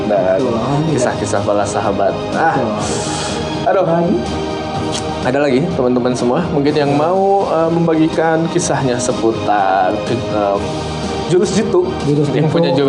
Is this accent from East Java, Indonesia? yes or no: yes; Surabaya, East Java, Indonesia; Saya orang Surabaya, lu kan setahu kamu.